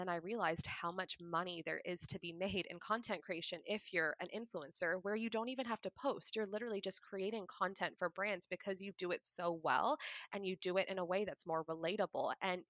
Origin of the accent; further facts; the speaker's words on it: Pakistan; Yeah, so I, like, I'm Pakistani, and traditionally Pakistani people have a whole lot of kids.